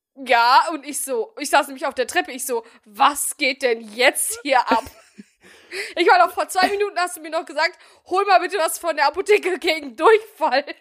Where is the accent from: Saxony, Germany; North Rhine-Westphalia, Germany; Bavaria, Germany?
North Rhine-Westphalia, Germany; Bielefeld; ich komme aus Bielefeld